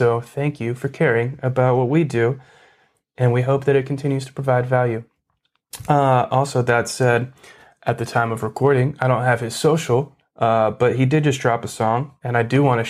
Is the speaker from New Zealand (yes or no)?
no; Canada; I'm from Canada, and I've never played in the States before.